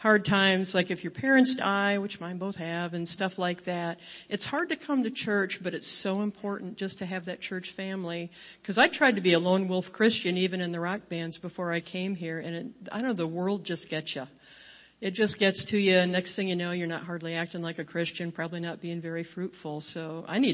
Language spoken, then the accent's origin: English; Little Valley, New York, United States; I was born in Little Valley, New York, population about 1,000, and it's south of Buffalo, but not near Buffalo, just dairy country, very, very rural, little tiny school and all